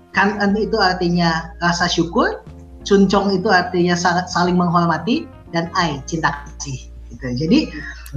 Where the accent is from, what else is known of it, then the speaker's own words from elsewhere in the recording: Indonesia; Saya, eh, Chinese Indonesian, tapi saya sudah tidak bisa berbahasa Mandarin lagi.